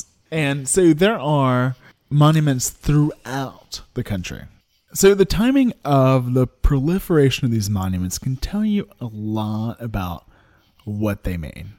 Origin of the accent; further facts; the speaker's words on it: the South, Southern United States, United States; Growing up in the South